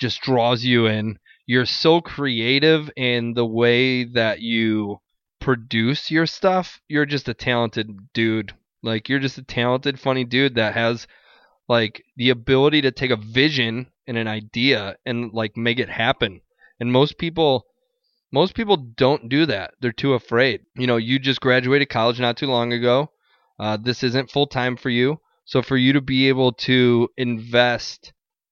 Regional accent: Chicago, Illinois, United States; I'm Chicago.

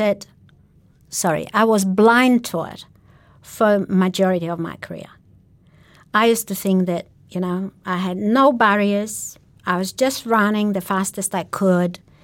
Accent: Sweden; moved away as an adult; also born or lived in Poland; now in Australia; I am a Polish born Jew of Jewish origin, and I spent my very young years in Poland. Then I moved as a political refugee to Sweden

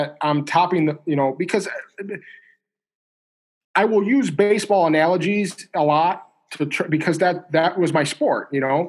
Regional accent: Midwest, United States; I'm, if you want to call it Midwest.

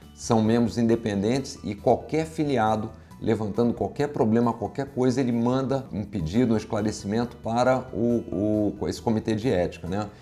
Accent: Rio de Janeiro, Brazil; accent: carioca; eu sou, sou carioca, como dá para ver pelo sotaque

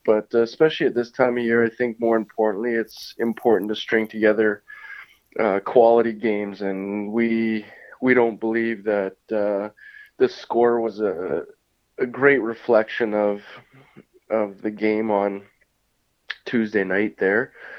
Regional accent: France; English is a second language; when I came over from France, I had a very positive experience last year.

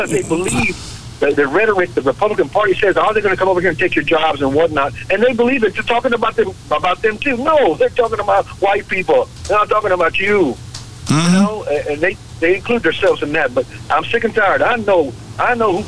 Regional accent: United States; I'm American, you know, born and raised

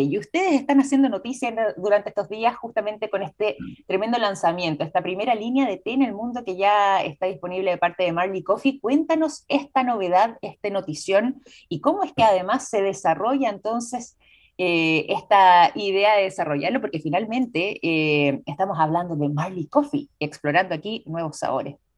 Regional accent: Chile

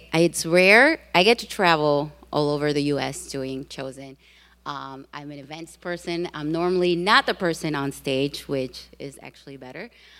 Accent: Puerto Rico; now in Chicago, United States; for those of you who know Spanish. I am originally from Puerto Rico, that beautiful island. I have been living in Chicago for most of my life.

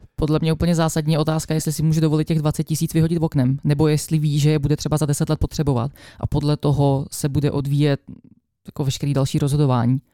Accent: Czechia; já jsem rozhodně úplně stoprocentně jenom Češka.

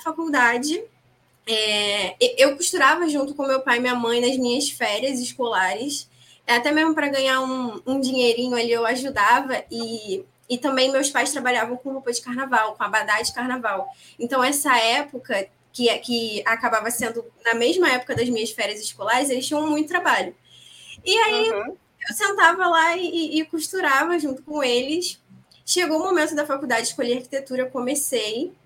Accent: Rio de Janeiro, Brazil; eu falo aqui do Rio, sou carioca

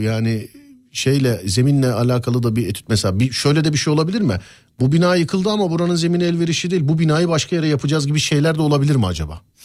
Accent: Istanbul, Turkey; also born or lived in Üsküdar, Istanbul; Abi ben Şişliliyim. Üsküdar'da, e, yaşıyorum bir dönemdir. Ama Şişliliyim.

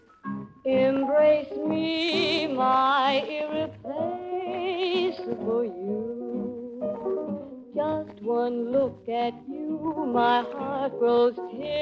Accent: Kansas City, Missouri, United States; Kansas City, Missouri.

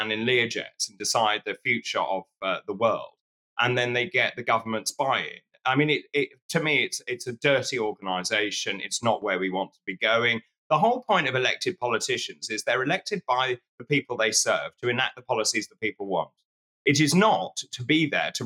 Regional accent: Suffolk, East of England, United Kingdom; I grew up in Suffolk near Sizewell.

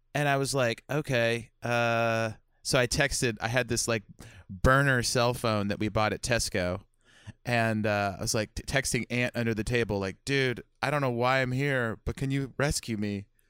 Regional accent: United States; as an American

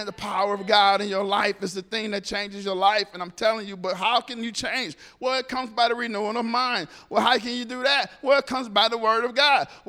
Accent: Detroit, Michigan, United States; I grew up in Detroit.

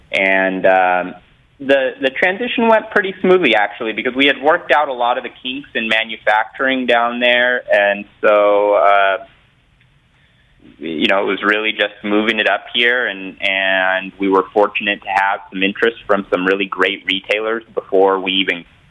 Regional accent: Southern California, United States; growing up in Southern California where, you know, almost every surf and skateboard company was based

